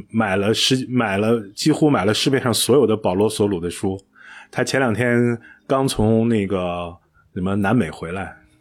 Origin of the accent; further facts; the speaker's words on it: China; 尤其我们中国人这种，你想起爸爸永远都是朱自清的背影